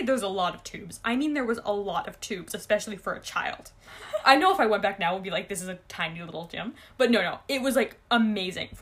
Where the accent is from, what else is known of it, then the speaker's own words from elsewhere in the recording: Ontario, Canada; I grew up in Ontario